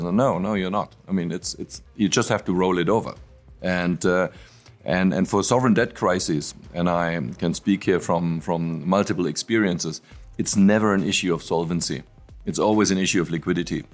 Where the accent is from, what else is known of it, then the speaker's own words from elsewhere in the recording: Frankfurt, Hesse, Germany; I'm from Frankfurt and and and and what we have is a local speciality which is apple wine.